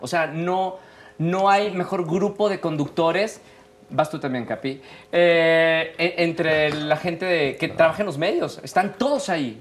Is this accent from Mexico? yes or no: yes; Monterrey, Nuevo León, Mexico; Yo soy de Monterrey